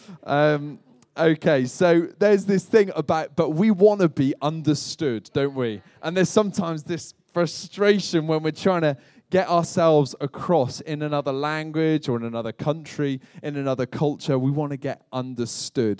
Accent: United Kingdom; moved away as an adult; now in United States; as a Brit moving to America

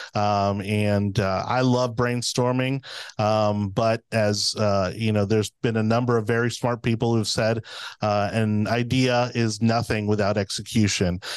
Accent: Miami, Florida, United States; moved away as an adult; now in Hillsborough County, United States; I'm originally from Miami, I moved here in two thousand six

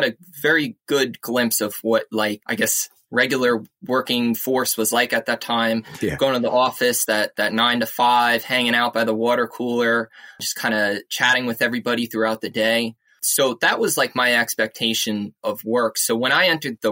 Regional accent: East Islip, New York, United States; also born or lived in Queens, New York; I grew up on South Shore, Long Island, in a little town called East Islip

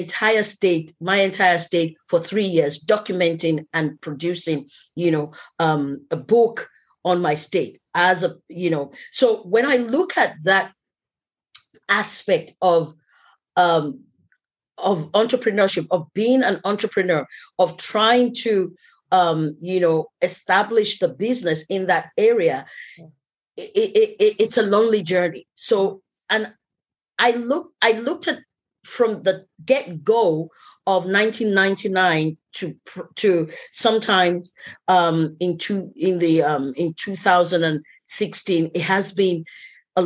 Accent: Nigeria

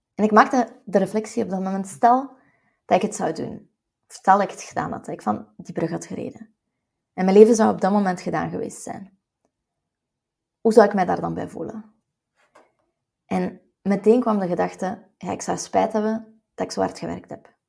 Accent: West Flanders, Belgium; als West-Vlaming

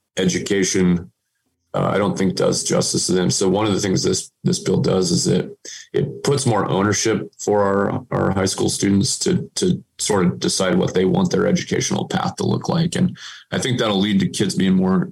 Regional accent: Aztec, New Mexico, United States; I was born and raised in Aztec

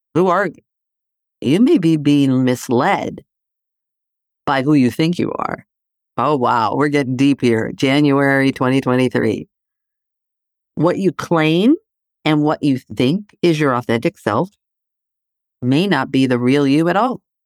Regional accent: Athens, Attica, Greece; moved away; I grew up in Greece, right? So, living in Athens

